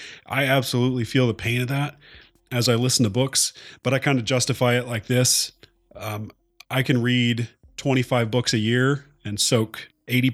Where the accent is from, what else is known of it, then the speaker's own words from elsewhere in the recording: Oklahoma, United States; I'm from Oklahoma